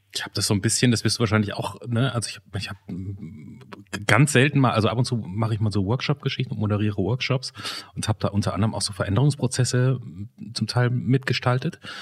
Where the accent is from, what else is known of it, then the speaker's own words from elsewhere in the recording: Germany; ich bin ja Deutscher